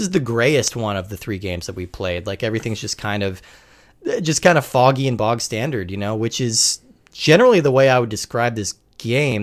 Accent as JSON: {"language": "English", "region": "California", "country": "United States", "said": "I'm originally from California"}